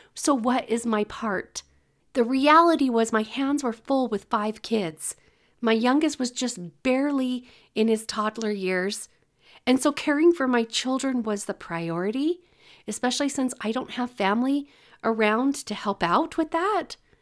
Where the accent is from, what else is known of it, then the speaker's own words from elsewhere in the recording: California, United States; moved away; I grew up in California